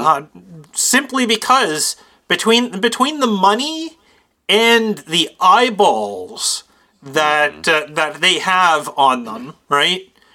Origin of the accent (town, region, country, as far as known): Canada